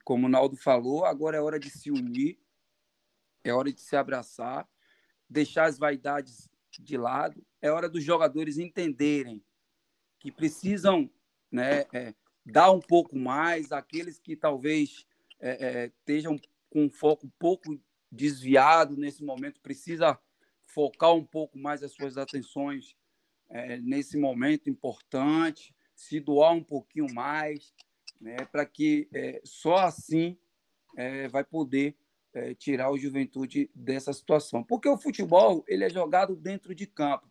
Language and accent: Portuguese; Salvador, Bahia, Brazil; moved away; also born or lived in Uruguay / Caxias do Sul; eu sou baiano. Salvador